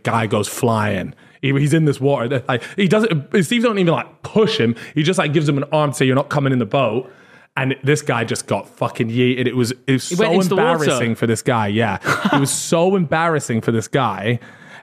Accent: United Kingdom; As British people

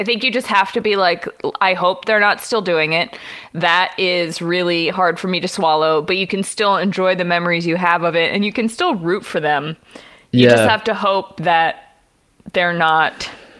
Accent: Houston, Texas, United States; I was born and raised in Houston, and like many emotionally stunted men, my relationship with my father is 90% based on our local sports teams.

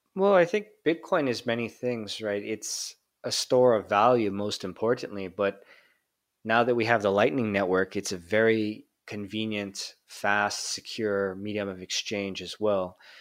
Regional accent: Hawaii, United States; moved away as an adult; also born or lived in Tokyo, Japan; now in Japan; growing up in Hawaii

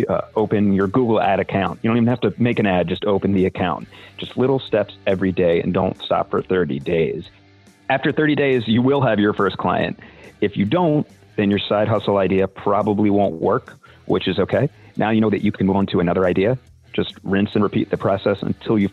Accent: Annapolis, Maryland, United States; I'm from Annapolis, Maryland

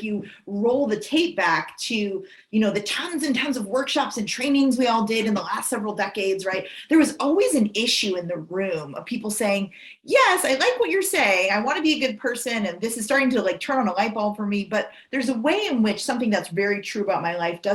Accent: East Coast, United States; I was born in the East Coast

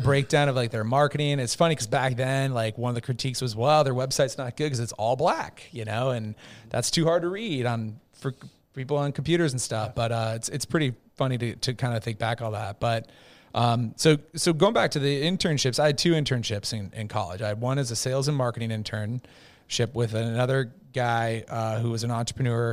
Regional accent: Minnesota, United States; I'm from Minnesota, big Viking fan growing up

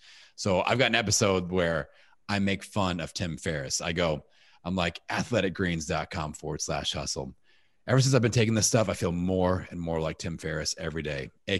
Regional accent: Indiana, United States; I'm from Indiana.

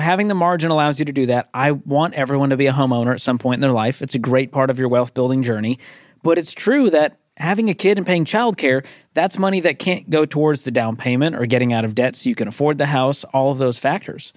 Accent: Boston, Massachusetts, United States; I'm from Boston.

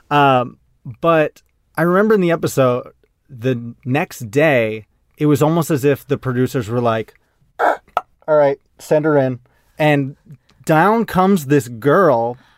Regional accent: Maine, United States; I grew up in Maine

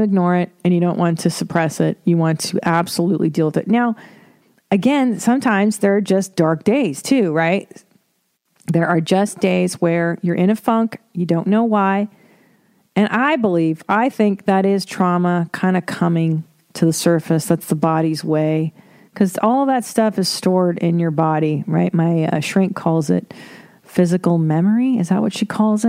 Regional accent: Windsor, Ontario, Canada; moved away; I wasn't born in Toronto. I was born in Windsor. Beautiful Windsor, Ontario.

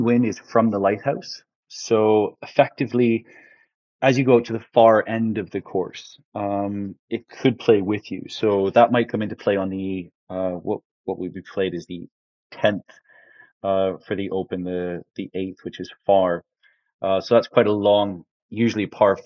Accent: Canada; moved away as an adult; growing up in Canada

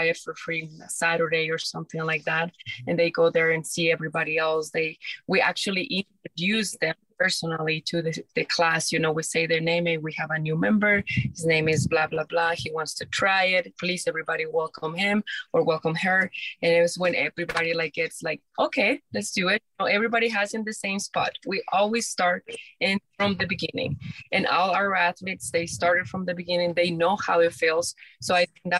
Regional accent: Mexico; moved away; I'm from Mexico

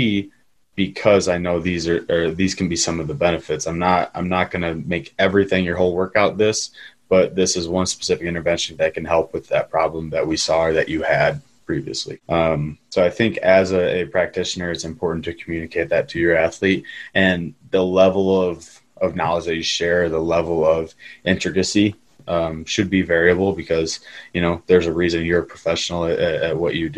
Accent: Midwest, United States; I'm born and bred in American football culture in the Midwest.

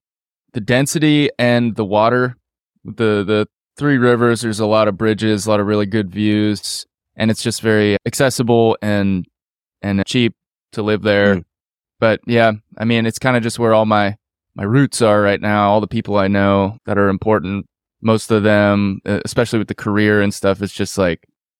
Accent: Pittsburgh, Pennsylvania, United States; also born or lived in New York; I was born in New York, but moved to Pittsburgh when I was like one.

